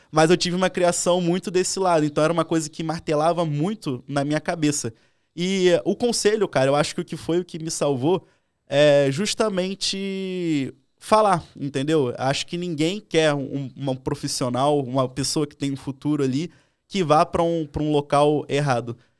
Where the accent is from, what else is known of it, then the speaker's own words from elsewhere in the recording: Rio de Janeiro, Brazil; eu sou do Rio, eu sou cria do Lido, né? Então, tipo, cresci galera do Tabajara